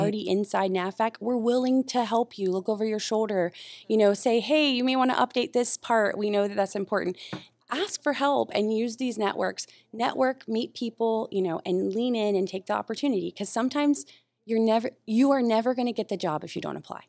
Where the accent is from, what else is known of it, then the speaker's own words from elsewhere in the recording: North Carolina, United States; now in Oahu, United States; I'm from North Carolina originally